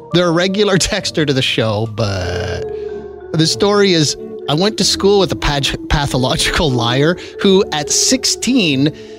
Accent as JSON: {"language": "English", "town": "Regina", "region": "Saskatchewan", "country": "Canada", "tie": "born or raised there", "said": "I was born in Regina"}